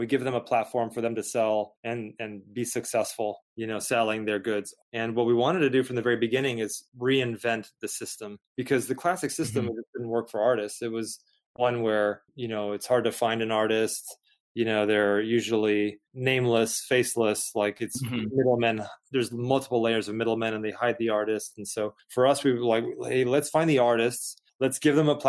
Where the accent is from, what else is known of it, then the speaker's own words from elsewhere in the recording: San Antonio, Texas, United States; We were growing up in San Antonio, Texas